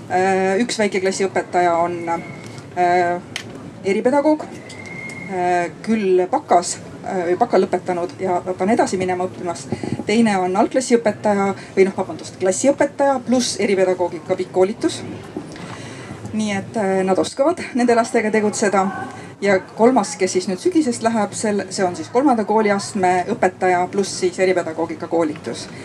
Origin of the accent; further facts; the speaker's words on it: Viljandi County, Estonia; olen Viljandimaalt Heimtali põhikooli eripedagoog